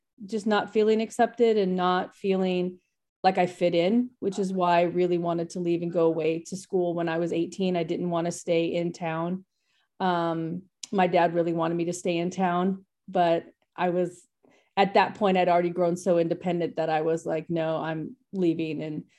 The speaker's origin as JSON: {"language": "English", "town": "Bakersfield", "region": "California", "country": "United States", "tie": "born or raised there", "said": "I grew up out in Bakersfield outside of Los Angeles. It's a very conservative town."}